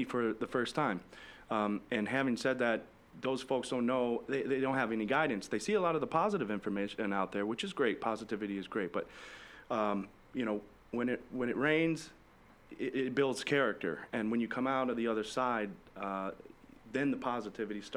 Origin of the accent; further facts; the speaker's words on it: Holly, Michigan, United States; now in Naples, United States; when I was younger, I was even from Holly, Michigan, a little town called Holly, Michigan